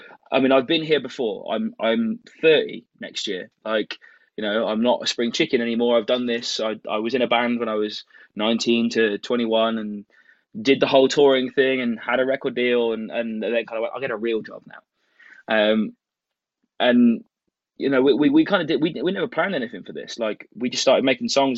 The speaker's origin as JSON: {"language": "English", "country": "United Kingdom", "said": "We say cute in the UK"}